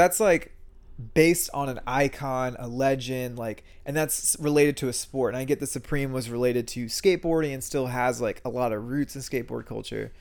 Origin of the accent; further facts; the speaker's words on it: San Antonio, Texas, United States; also born or lived in New York City; I grew up in San Antonio